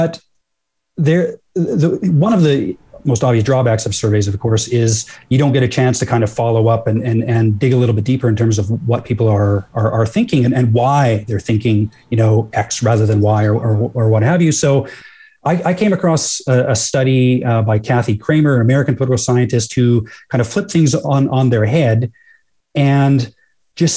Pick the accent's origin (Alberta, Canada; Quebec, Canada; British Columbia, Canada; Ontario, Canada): Alberta, Canada; rural; I'm from rural Alberta too